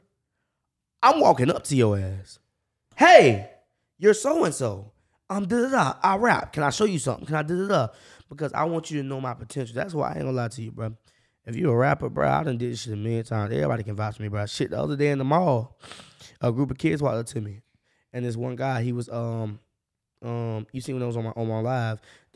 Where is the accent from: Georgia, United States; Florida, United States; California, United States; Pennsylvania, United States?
Florida, United States; Jacksonville; I grew up on the north side